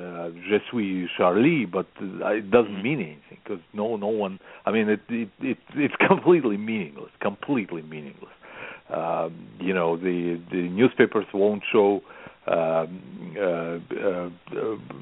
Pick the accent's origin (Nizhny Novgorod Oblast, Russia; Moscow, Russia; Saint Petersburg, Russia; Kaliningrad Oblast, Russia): Moscow, Russia; English is a second language; moved away as an adult; now in United States; we had the newspapers glued to the stands in Russia when I was growing up.